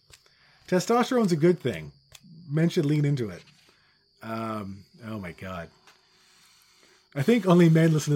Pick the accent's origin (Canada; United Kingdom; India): Canada; Newfoundland and Labrador; now in Ontario, Canada; I grew up in Newfoundland, but I live in Ontario now. So yeah, but I'm really from here now.